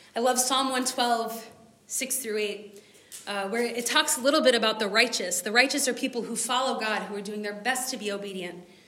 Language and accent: English; United States; I'm American, so my people start decorating for Christmas in like June